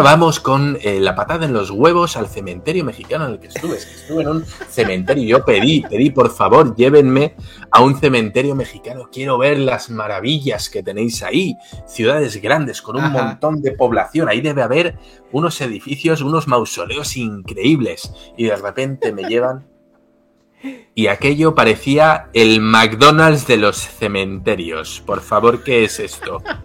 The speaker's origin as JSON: {"language": "Spanish", "country": "Spain"}